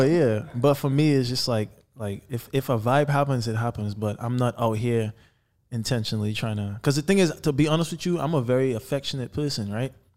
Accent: Trinidad & Tobago; moved away; I was born in Trinidad and Tobago, by the way, so I'm from the islands. And growing up, my dad was actually the first artist to sign a record deal in Trinidad

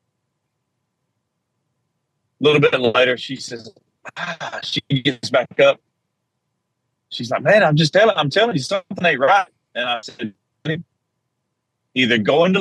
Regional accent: South Georgia, United States; I was strong Southern Baptist growing up in South Georgia.

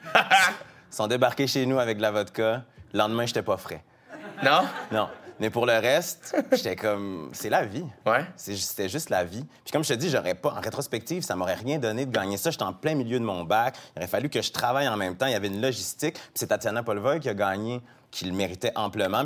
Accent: Quebec City, Quebec, Canada; je viens de Québec, j'ai grandi avec des amis, tous mes amis ou presque sont blancs

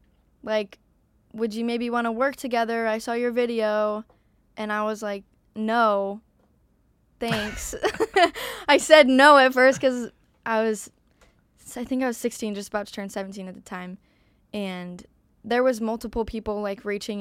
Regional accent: Arizona, United States; I am from Arizona.

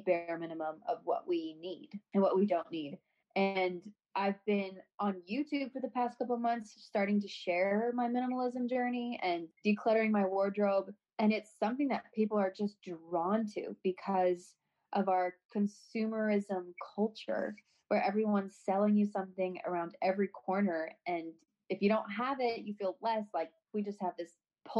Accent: St. Louis, Missouri, United States; we're both from St. Louis, so both of our families are here

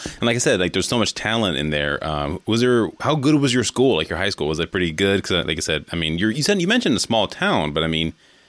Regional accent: the Bay Area, California, United States; moved away; I'm actually originally from California, the Bay Area, though.

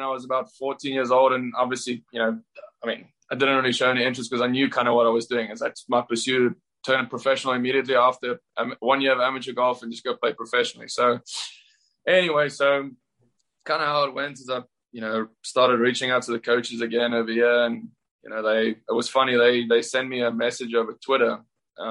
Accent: South Africa; moved away as an adult; now in Auburn, United States; Growing up in South Africa

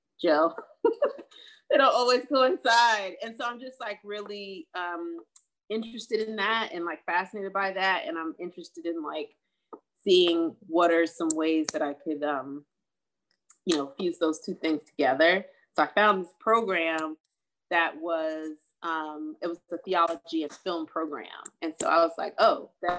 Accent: New Jersey, United States; also born or lived in New York; now in Los Angeles, United States; coming from New Jersey, I'm from New Jersey

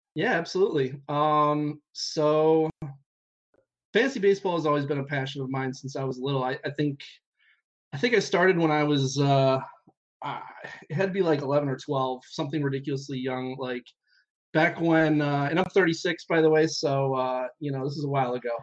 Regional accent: Cleveland, Ohio, United States; We're from Cleveland

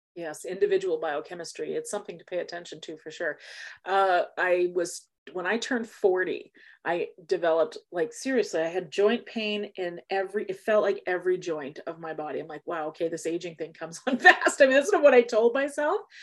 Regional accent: Canada; we're Canadian

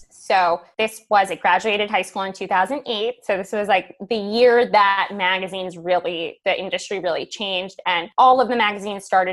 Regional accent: Manhasset, New York, United States; also born or lived in Brooklyn / Syosset; I am from New York. So I grew up in Manhasset for the most part. My parents moved us all around Brooklyn, Manhasset, Syosset, Long Island girl though.

